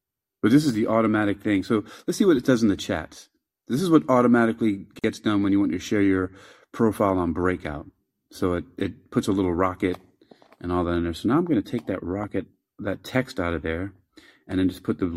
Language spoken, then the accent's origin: English; New York, United States; I'm from New York.